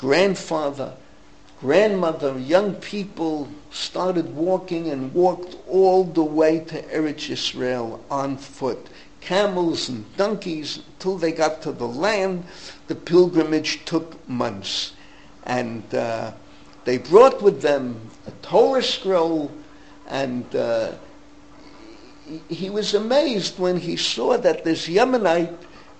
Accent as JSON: {"language": "English", "region": "New York", "country": "United States", "said": "I can understand the Baal tshuva movement because I'm coming from the Bronx. It's like Mark coming from Holyoke. I've been a Shema Shabbos since the age of 11, I would imagine. I've been davening three times a day since the age of 11."}